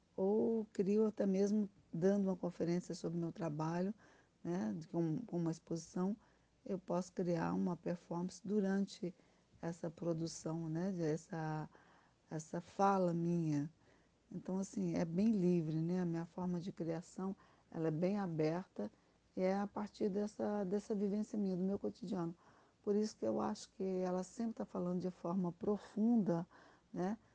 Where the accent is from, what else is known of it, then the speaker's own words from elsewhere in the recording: Brazil; moved away; also born or lived in Spain; eu me senti muito mais brasileira e compreendi também, é, a partir do momento que eu retornei ao Brasil, que eu sou espanhola